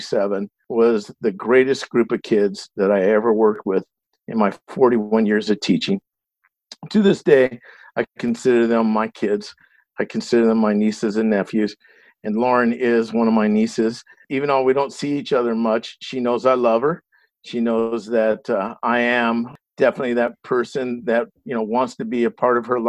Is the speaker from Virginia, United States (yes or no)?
no; Los Angeles, California, United States; I grew up in the San Fernando Valley